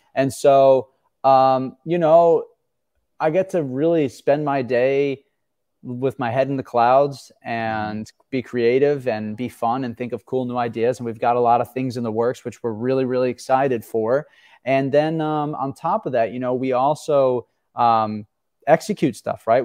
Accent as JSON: {"language": "English", "area": "Long Island", "region": "New York", "country": "United States", "tie": "born or raised there", "said": "I grew up on Long Island"}